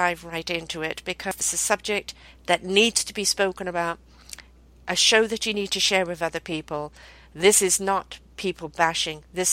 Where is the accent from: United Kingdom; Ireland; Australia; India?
United Kingdom; I'm British born.